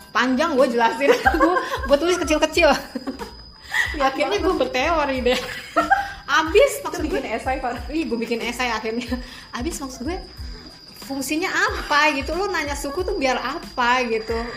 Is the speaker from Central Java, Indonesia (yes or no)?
no; Jakarta, Indonesia; accent: Betawi; logat gue kan Betawi banget kan maksud gue aduh gue tuh nggak sadar loh kalau ngomong